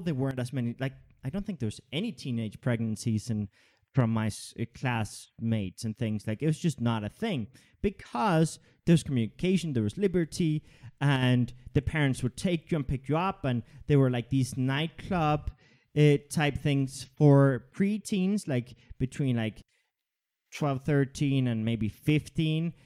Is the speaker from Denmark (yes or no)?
yes; Denmark; I grew up in Denmark